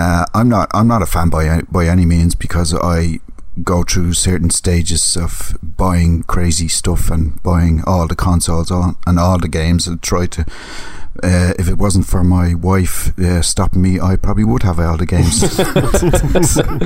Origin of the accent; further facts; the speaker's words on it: Ireland; I am Irish.